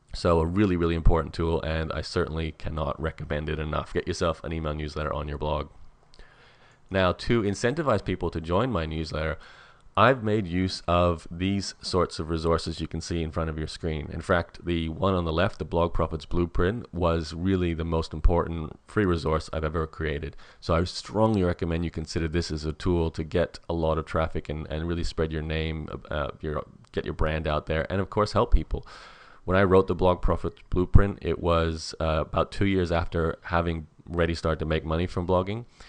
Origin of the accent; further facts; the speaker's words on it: Australia; as an Australian